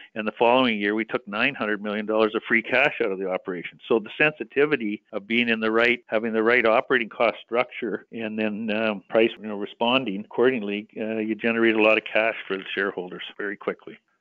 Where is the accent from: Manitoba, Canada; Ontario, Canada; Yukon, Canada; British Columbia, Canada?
British Columbia, Canada; I'm a British Columbia boy.